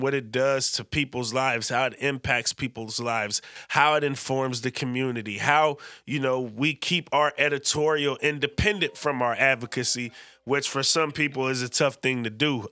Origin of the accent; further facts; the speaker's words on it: Vallejo, California, United States; V-Town, my hometown